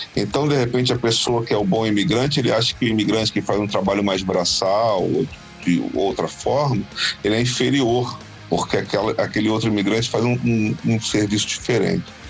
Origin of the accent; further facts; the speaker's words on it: Brazil; nós, enquanto brasileiros